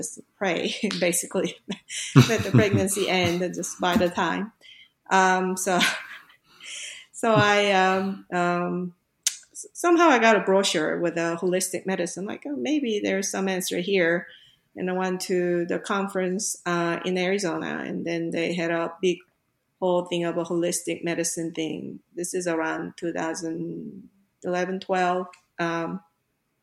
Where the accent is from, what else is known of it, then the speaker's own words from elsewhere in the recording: South Korea; moved away as an adult; I grew up in Korea